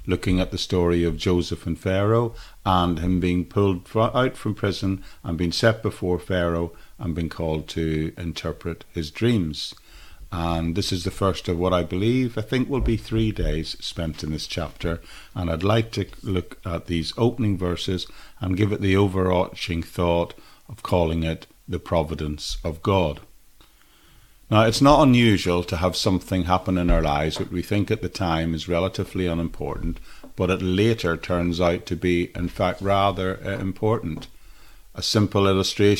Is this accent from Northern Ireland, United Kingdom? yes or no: yes; Northern Ireland, United Kingdom; as a 17-year-old teenager growing up in Northern Ireland in the 1970s